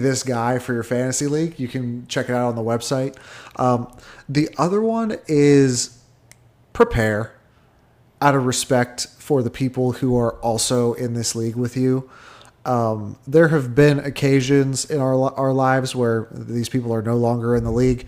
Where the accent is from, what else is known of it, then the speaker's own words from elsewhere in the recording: Pittsburgh, Pennsylvania, United States; We're all from Pittsburgh.